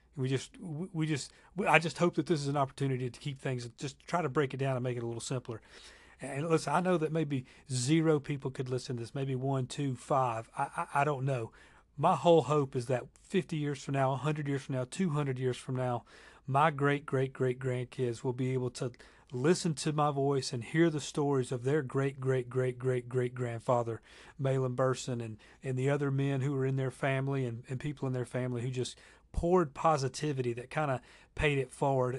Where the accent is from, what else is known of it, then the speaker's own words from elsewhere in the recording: Lawrenceville, Georgia, United States; my hometown of Lawrenceville, Georgia.